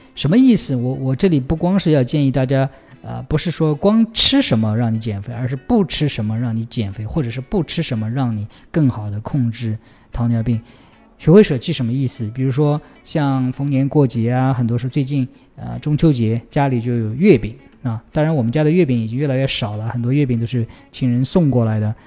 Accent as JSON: {"language": "Chinese", "town": "Taixing", "region": "Jiangsu", "country": "China", "tie": "born or raised there", "moved": "yes", "said": "我的老家在江苏的泰兴市"}